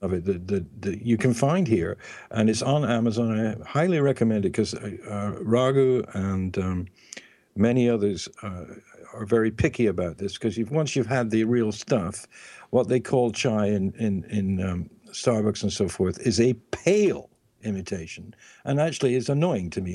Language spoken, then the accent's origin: English; England, United Kingdom; I'm from England